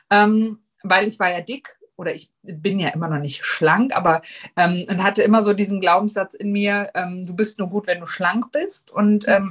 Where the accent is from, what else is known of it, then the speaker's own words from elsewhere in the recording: Hesse, Germany; ich bin …, ich bin 40, ich komme aus Nordhessen